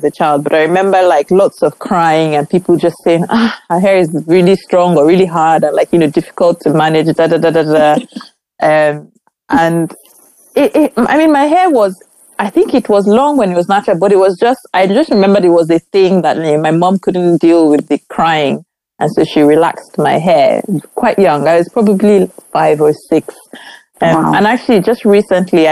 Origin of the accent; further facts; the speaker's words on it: Nigeria; growing up in Nigeria